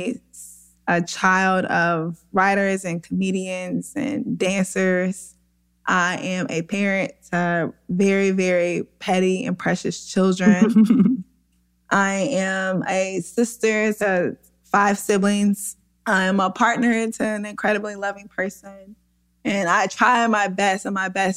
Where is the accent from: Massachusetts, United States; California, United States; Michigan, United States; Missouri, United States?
Missouri, United States; St. Louis; where we grew up in South St. Louis in a class exploited neighborhood